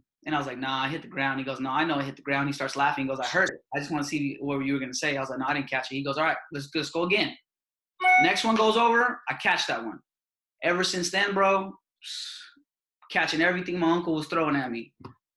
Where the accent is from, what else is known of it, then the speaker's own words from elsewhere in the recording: San Jose, California, United States; growing up in San Jose